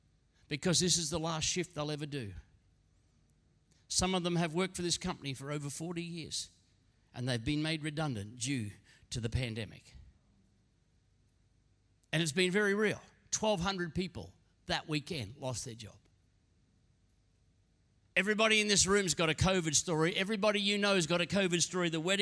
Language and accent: English; Queensland, Australia; Now, I'm a Queenslander. I don't quite get winter.